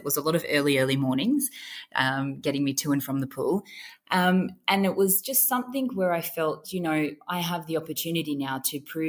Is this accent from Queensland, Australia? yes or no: no; Grafton, New South Wales, Australia; I grew up in country near South Wales in Grafton on the far north coast